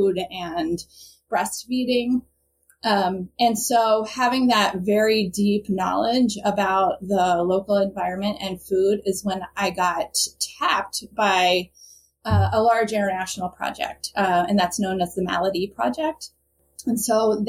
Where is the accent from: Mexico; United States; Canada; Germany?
United States; Bucks County, outside Philadelphia, Pennsylvania; I'm originally from the northern suburbs outside of Philadelphia. So it's called Bucks County